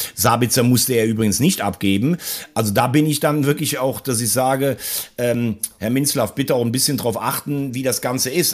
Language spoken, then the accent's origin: German; Andernach, Rhineland-Palatinate, Germany; aus Andernach, da wo ich herkomme